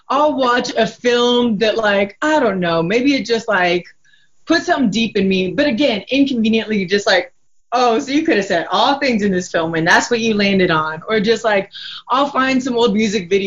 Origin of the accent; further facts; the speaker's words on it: Nigeria; I'm from Nigeria